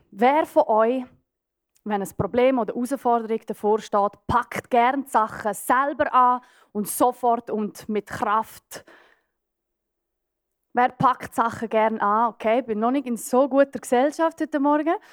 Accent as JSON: {"language": "German", "region": "Graubünden", "country": "Switzerland", "tie": "born or raised there", "said": "Ich bin auf einem Bauernbetrieb aufgewachsen in den Bündner Bergen."}